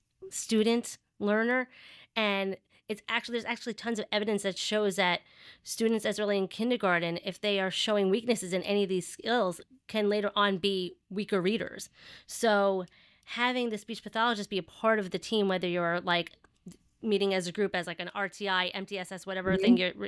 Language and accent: English; New York, United States; accent: Long Island; Yes, if you cannot tell by my thick Long Island accent, yes, I am from New York.